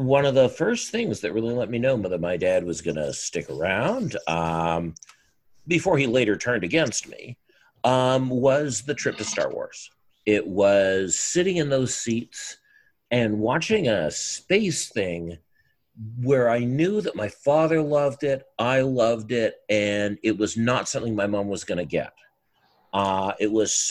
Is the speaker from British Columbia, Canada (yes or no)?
yes; Burnaby, British Columbia, Canada; I grew up in Sven Robinson's Riding Association in the NDP